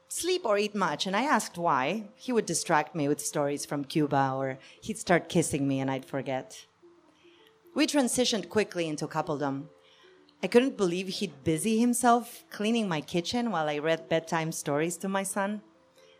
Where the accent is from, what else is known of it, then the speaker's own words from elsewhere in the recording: Argentina; moved away; I'm from Argentina.